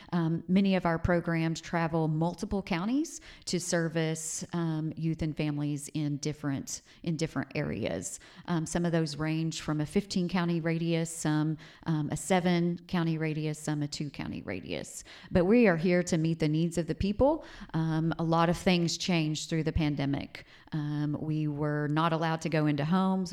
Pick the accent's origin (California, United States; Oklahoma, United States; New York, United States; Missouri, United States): Oklahoma, United States; Hobart; Growing up in Southwest Oklahoma was just a, a super humble place to grow up in Hobart, Oklahoma